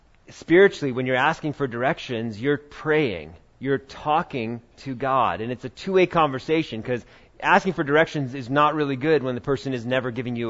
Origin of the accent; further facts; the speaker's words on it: New York, United States; When I was growing up in New York